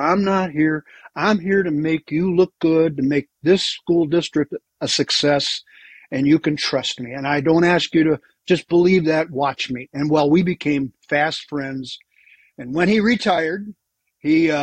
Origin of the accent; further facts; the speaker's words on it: Milwaukee, Wisconsin, United States; moved away as an adult; also born or lived in Texas; I'm from Milwaukee, so I'm kind of a neighborhood guy for you